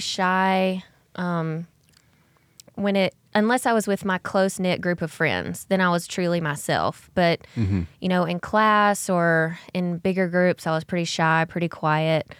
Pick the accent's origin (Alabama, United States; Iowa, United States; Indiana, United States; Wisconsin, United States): Alabama, United States; Alexander City; I grew up in Alexander City, Alabama, which is about two hours north of Ozark